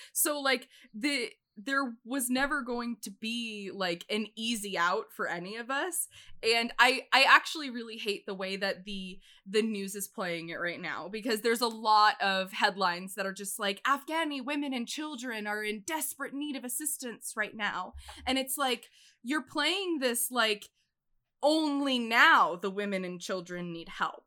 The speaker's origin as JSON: {"language": "English", "country": "United States", "said": "I'm an American"}